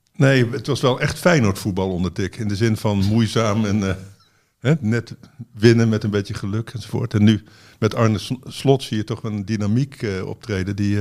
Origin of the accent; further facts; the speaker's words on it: Netherlands; wij, denk ik, als Nederlanders